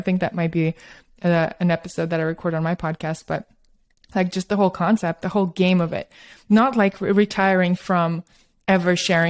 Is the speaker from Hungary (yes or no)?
no; Russia; also born or lived in Australia / New York / San Francisco; because I grew up in Soviet Russia and Australia, and then I moved to New York and San Francisco. I'm kind of a little bit from all over, but I did have a very Soviet upbringing